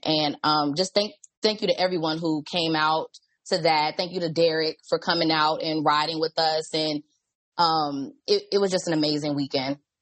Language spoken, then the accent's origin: English; Washington, District of Columbia, United States; I'm from DC.